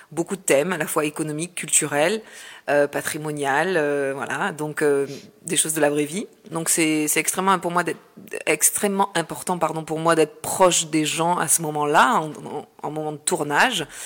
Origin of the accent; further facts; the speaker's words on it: Marseille, Provence-Alpes-Côte d'Azur, France; Et ça, c'est un fait pour moi en tant que Marseillaise. Et quand je suis revenue ici, euh, ben, j'ai retrouvé mes racines, j'ai retrouvé la mer, le soleil